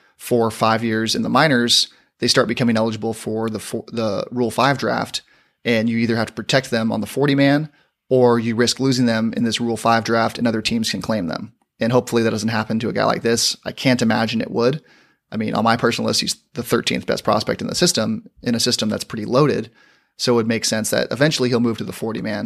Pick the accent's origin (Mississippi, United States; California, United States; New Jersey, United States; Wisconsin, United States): California, United States; San Diego; I'm from San Diego